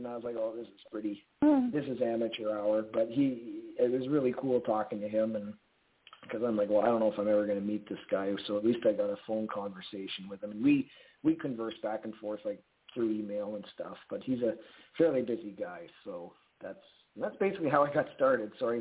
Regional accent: Edmonton, Alberta, Canada; my hometown's paper, the Edmonton Journal.

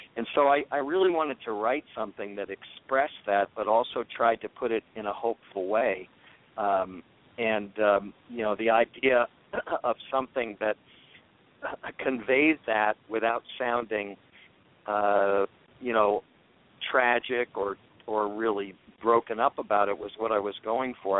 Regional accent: Washington, District of Columbia, United States; I grew up in Washington D.C. in the '60s

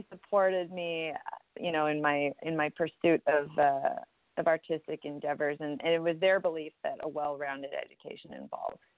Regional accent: Canada; now in United States; my parents are American and I was born in Canada. And growing up in Canada as an American

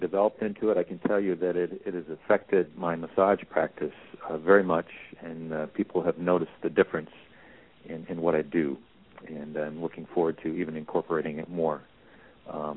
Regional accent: Davenport, Iowa, United States; I'm from Davenport, Iowa

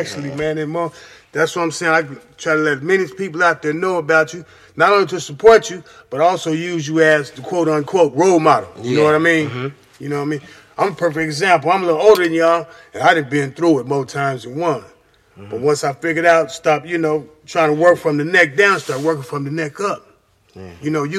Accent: San Francisco, California, United States; also born or lived in Denver, United States; Okay, I'm up here from San Francisco by way of Denver, Colorado. What's up, Park Hill? Mm-hmm. Yeah, my peoples. Anyway, my peoples in Denver's watching. My peoples in San Francisco watching.

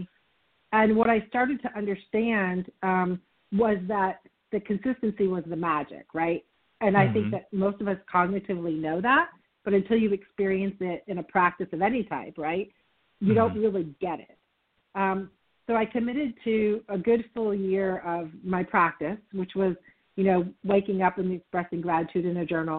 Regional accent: Vermont, United States; moved away as an adult; also born or lived in upstate New York / Texas; I grew up in Vermont, and I spent the first couple of decades of my life, well, almost three decades of my life in Vermont and upstate New York.

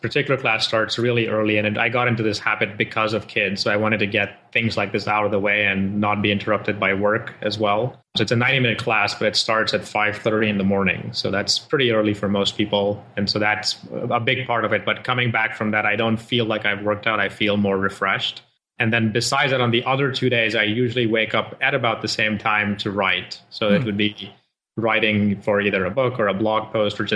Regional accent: Nigeria; moved away as an adult; also born or lived in India (parents) / Rochester, New York / Dallas, Texas; now in Austin, United States; I am born to parents from India, but I grew up in Africa, in Nigeria, did my schooling there, and then came here for university in upstate New York

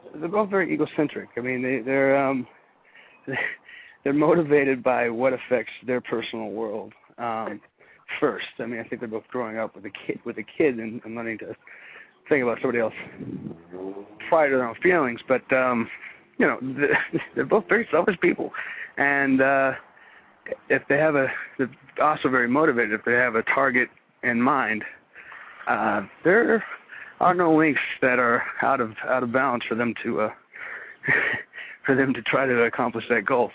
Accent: Texas, United States; moved away; I'm from Texas. We have that sort of work ethic, that mentality

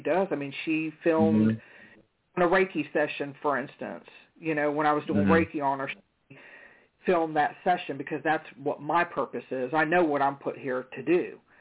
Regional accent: Charlotte, North Carolina, United States; I'm from Charlotte. That's where I was born at.

